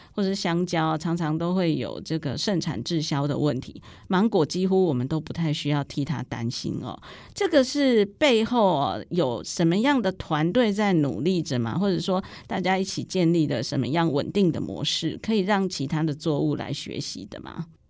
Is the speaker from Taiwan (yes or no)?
yes; Taiwan; 我们台湾人